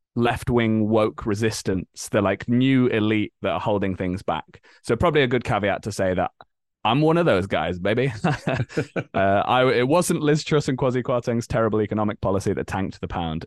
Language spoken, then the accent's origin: English; Leeds, Yorkshire and the Humber, United Kingdom; moved away as an adult; now in London, United Kingdom; I grew up in Leeds in the north of England.